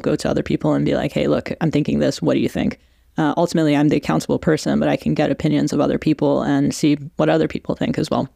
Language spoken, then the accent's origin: English; Canada; accent: Canadian; also born or lived in Iran; now in London, United Kingdom; I'm from from Iran originally. I've grown up between Iran and Canada. Uh, the accent is very much Canada